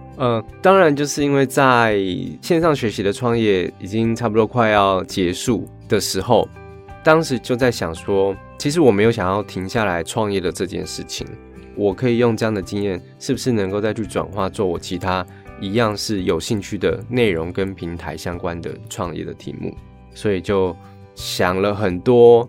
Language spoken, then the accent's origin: Chinese; Taitung, Taitung County, Taiwan; moved away as an adult; also born or lived in Taichung; 因为我小时候生活在台东，然后大学在台中读书